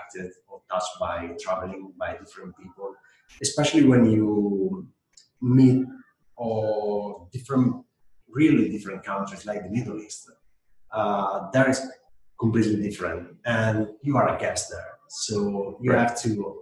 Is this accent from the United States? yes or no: no; Italy; moved away; I grew up in Italy, which is a completely different mentality from other countries